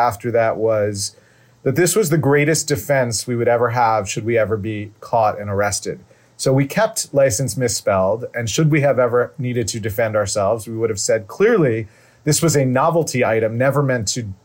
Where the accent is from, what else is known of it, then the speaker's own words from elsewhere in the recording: New York, United States; being a teenager growing up in New York